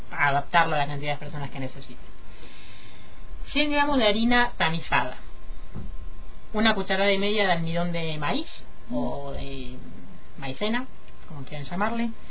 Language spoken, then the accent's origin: Spanish; Argentina; hasta llegar hoy a, bueno, a ver, a Argentina, podríamos decir, porque estamos en Qatar, pero seguimos siendo